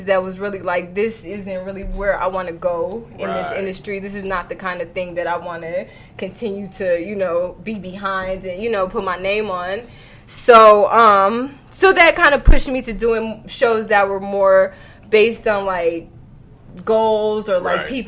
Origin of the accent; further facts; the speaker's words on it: New York City, New York, United States; I'm from Park Hill